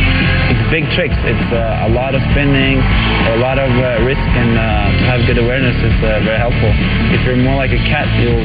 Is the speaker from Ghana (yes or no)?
no; Norway; I'm from Norway.